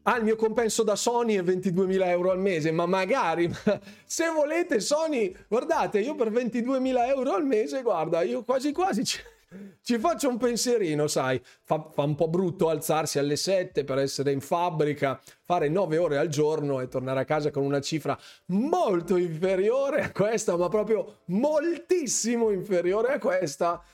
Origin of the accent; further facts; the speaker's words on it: Bergamo, Lombardy, Italy; io sono di Bergamo